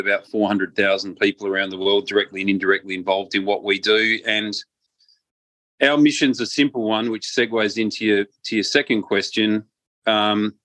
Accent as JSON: {"language": "English", "country": "Australia", "also_born_or_lived": "Malta", "said": "I'm an Australian and a Maltese citizen"}